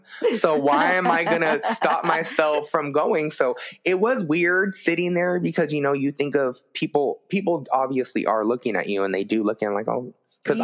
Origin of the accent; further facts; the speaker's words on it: West Covina, California, United States; And I'm from West Covina.